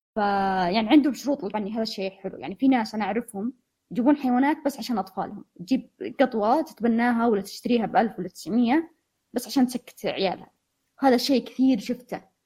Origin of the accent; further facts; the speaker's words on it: Saudi Arabia; هنا عندنا في السعوديه